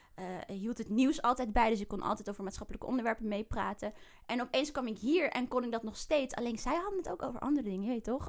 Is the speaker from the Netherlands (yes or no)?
yes; The Hague, South Holland, Netherlands; also born or lived in Bijlmer, Amsterdam; now in Amsterdam, Netherlands; Ik ben oh opgegroeid in Den Haag